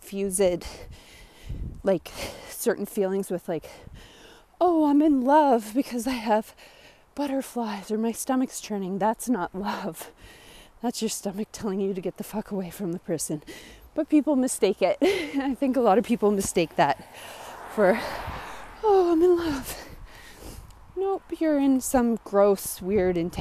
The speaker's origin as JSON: {"language": "English", "region": "Nova Scotia", "country": "Canada", "said": "I'm from Nova Scotia, Canada. And it snows here"}